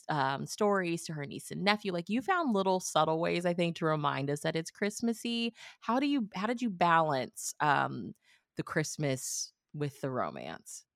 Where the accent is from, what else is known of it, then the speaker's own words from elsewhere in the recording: Missouri, United States; moved away; I'm from the Midwest too, I'm originally from Missouri